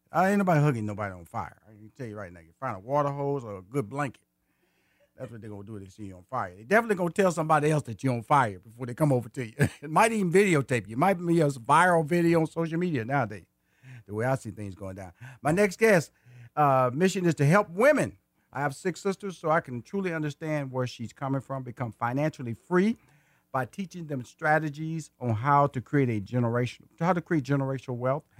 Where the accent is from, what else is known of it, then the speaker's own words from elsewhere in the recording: Houston, Texas, United States; And I am a native Houston. I was born in Houston. I went to high school in Houston. I went to college in Houston.